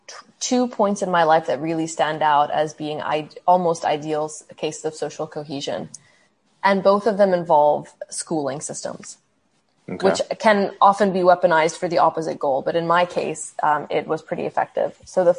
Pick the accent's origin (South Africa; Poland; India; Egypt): Egypt; also born or lived in Saudi Arabia / Canada; Then I had moved back to Saudi Arabia, and I would tell people I'm Egyptian Canadian.